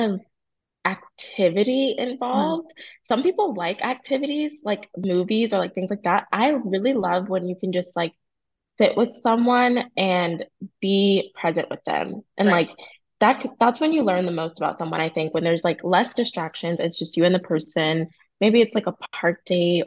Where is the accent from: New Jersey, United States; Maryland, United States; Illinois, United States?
New Jersey, United States; now in Charlotte, United States; I'm from Jersey. We're both in Charlotte.